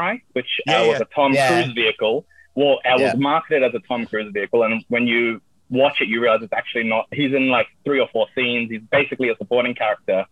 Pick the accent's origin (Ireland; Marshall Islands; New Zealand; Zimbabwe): New Zealand; moved away as an adult; also born or lived in Sydney, Australia / India (cultural heritage); now in United Kingdom; I am from New Zealand.